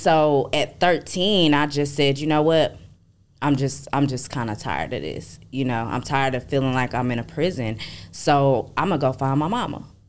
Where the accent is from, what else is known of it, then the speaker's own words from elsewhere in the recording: Arlington, Texas, United States; I'm from Arlington, Texas. That's out there by Dallas, D-Town.